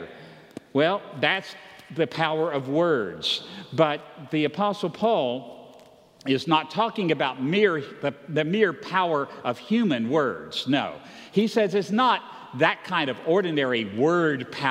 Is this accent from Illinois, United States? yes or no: no; Roanoke, Virginia, United States; I grew up in Roanoke, Virginia